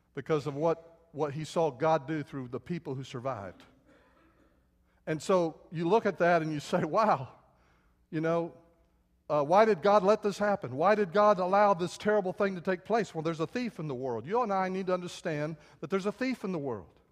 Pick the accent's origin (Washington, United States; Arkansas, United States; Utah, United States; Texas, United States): Texas, United States; San Antonio; when I was a little boy, I grew up outside San Antonio